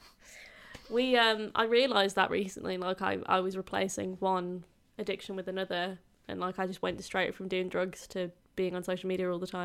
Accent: Yorkshire and the Humber, United Kingdom; I'm from Yorkshire.

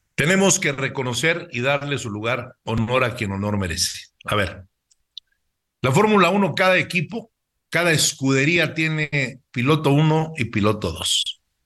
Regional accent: Mexico; es un orgullo como mexicano

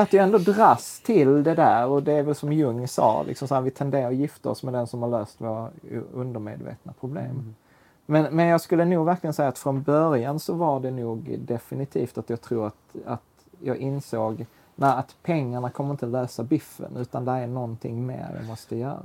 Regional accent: Sweden; vi är tio miljoner svenskar

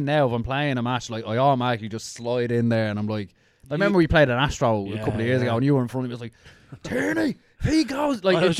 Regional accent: Dublin, Leinster, Ireland; I was from Inchicore, like originally. Like, so we lived on Connolly Avenue

